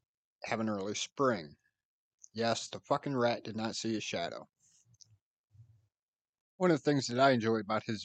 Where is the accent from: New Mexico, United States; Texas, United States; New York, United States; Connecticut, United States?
New York, United States; near Rochester; Rochester, New York, which is close to my hometown